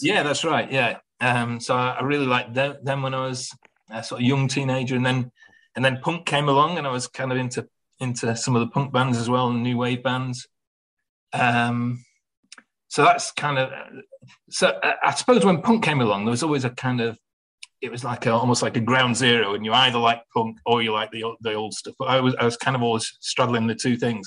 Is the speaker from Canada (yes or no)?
no; Manchester, North West England, United Kingdom; the Manchester Apollo in, in my hometown